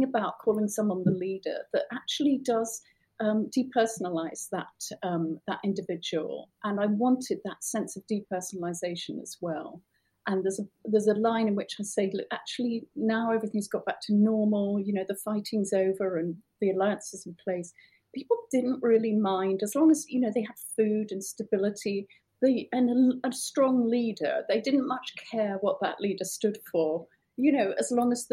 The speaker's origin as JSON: {"language": "English", "country": "United Kingdom", "said": "as a British person"}